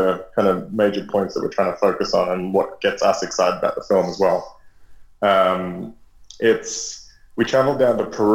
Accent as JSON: {"language": "English", "town": "Sydney", "region": "New South Wales", "country": "Australia", "also_born_or_lived": "Guatemala", "moved": "as an adult", "lives_now": "Mexico", "said": "I'm from Sydney originally"}